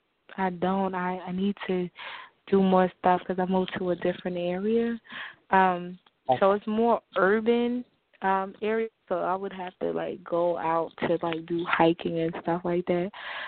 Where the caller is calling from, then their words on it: New Jersey, United States; calling from New Jersey.